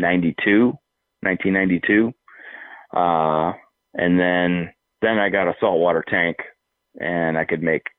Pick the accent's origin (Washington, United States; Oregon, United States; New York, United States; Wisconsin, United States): Washington, United States; Seattle; I've born and raised in the Seattle area